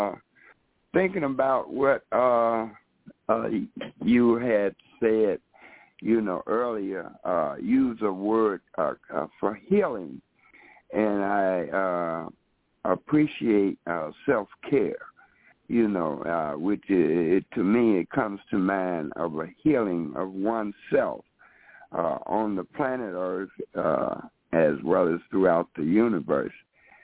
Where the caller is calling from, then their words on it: Chicago, Illinois, United States; Chicago, Illinois.